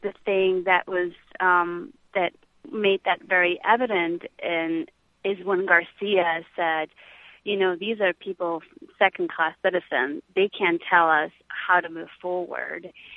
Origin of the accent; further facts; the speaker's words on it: Peru; moved away; I was half Peruvian and I was raised in Peru